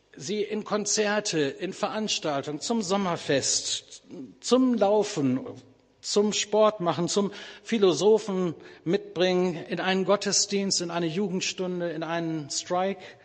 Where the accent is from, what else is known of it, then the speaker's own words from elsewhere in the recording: Bielefeld, North Rhine-Westphalia, Germany; moved away; in Bielefeld, das ist übrigens meine Heimatstadt